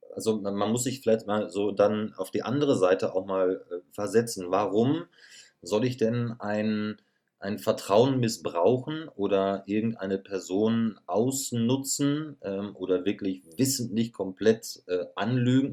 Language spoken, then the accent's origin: German; Schloß Holte-Stukenbrock, North Rhine-Westphalia, Germany; moved away as an adult; now in Munich, Germany; ich weiß ganz genau, wo meine Heimat ist. Und meine Heimat ja. wird immer meine Heimat bleiben. Und das ist Ostwestfalen-Lippe.